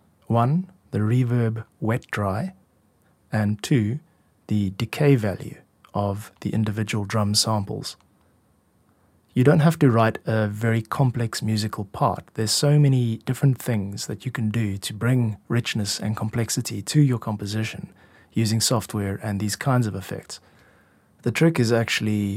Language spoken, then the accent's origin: English; South Africa; moved away as an adult; also born or lived in Korea; I'm a music composer and producer from South Africa